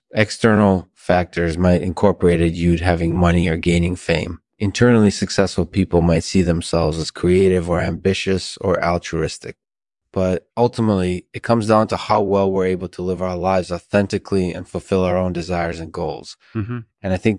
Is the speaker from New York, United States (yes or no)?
yes; New York City, New York, United States; So I grew up in New York City and I had a really, really interesting childhood.